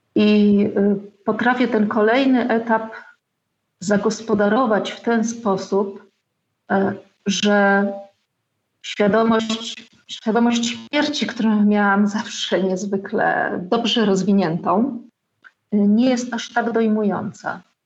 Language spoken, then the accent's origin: Polish; Wałbrzych, Lower Silesian Voivodeship, Poland; moved away as an adult; also born or lived in Wrocław; now in Podkowa Leśna, Poland; od kiedy wyjechałam z Wałbrzycha w wieku 18 lat z plecakiem czerwonym na stelażu do Wrocławia na studia